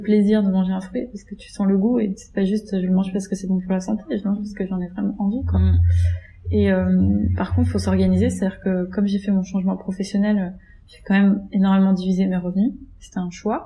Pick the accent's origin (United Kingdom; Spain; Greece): Greece; moved away as an adult; now in Paris, France; j'ai grandi, j'ai grandi en Grèce en fait, et mes parents sont encore là-bas